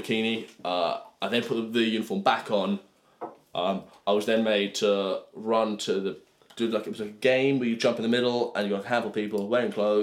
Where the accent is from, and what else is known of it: England, United Kingdom; moved away as an adult; also born or lived in Montana; now in United States